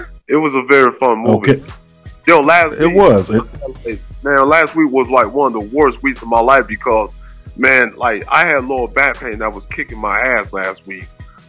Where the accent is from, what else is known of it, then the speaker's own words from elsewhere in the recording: Montgomery, Alabama, United States; I'm from Montgomery, Alabama.